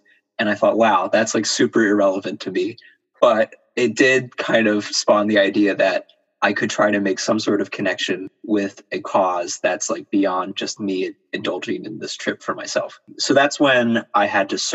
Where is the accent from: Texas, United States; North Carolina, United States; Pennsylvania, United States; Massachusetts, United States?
Pennsylvania, United States; I'm from Pennsylvania and I've been here for over 20 years